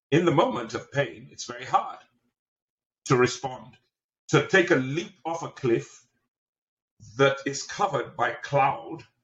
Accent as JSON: {"language": "English", "region": "England", "country": "United Kingdom", "tie": "born or raised there", "lives_now": "United States", "said": "I'm Nigerian. I grew up in the UK, in England. I've lived on just about every continent. And I've spent the last 30 something odd years in America."}